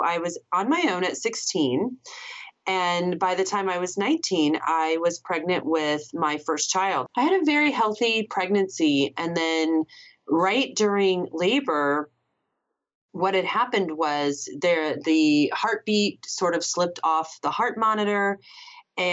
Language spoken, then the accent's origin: English; San Diego, California, United States; born there; And then I was living in California. I was born in San Diego.